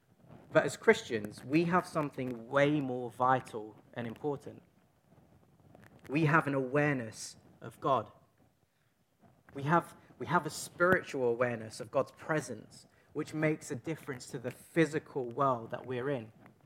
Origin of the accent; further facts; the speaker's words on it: East London, London, United Kingdom; accent: Cockney; So I'm from East London. I just think of these things in Cockney sometimes.